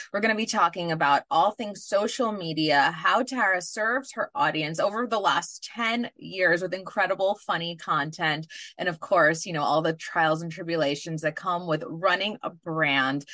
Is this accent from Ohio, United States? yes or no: no; New York City, New York, United States; I grew up in New York City